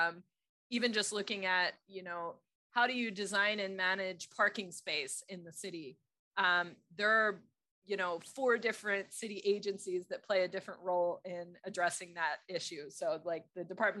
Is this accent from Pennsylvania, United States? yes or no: yes; Philadelphia, Pennsylvania, United States; also born or lived in Texas; now in New York, United States; I grew up in Philadelphia